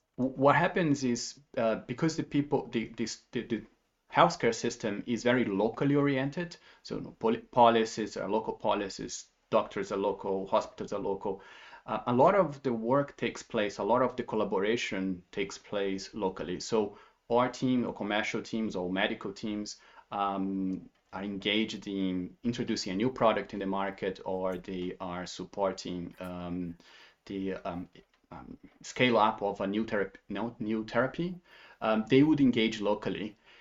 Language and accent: English; Brazil; moved away as an adult; now in Basel, Switzerland; I'm from Brazil. I'm um, based in Switzerland for 13 years, and but I and I worked in 11 other countries um, through my career as well. But Switzerland is the longest place I have been, uh, not counting Brazil, where I grew up.